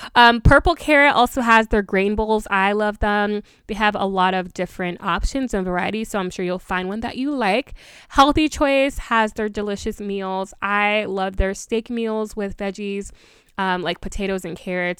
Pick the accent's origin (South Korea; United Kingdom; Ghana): Ghana; I am from Ghana and our dishes are pretty tedious